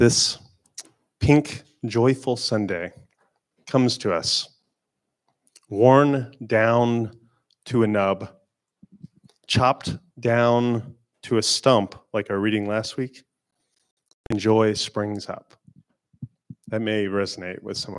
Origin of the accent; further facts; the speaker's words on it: Florida, United States; I'm not really from a place with seasons. I'm from Florida.